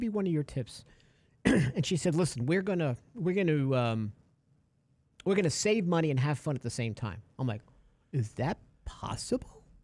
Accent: New York City, New York, United States; now in Texas, United States; I'm a kid from New York City

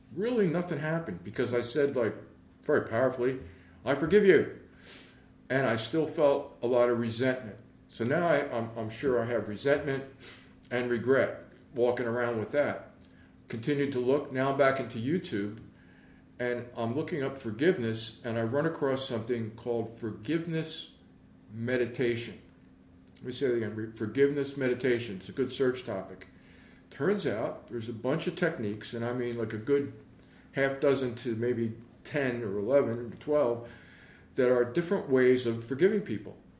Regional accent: Philadelphia, Pennsylvania, United States; I'm originally from Philly I grew up in West Philly for a while

